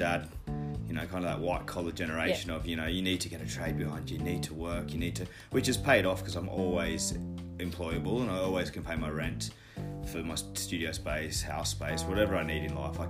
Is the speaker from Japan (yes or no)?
no; Kingscliff, New South Wales, Australia; So I mean, growing up in paradise, it's inevitable that you're g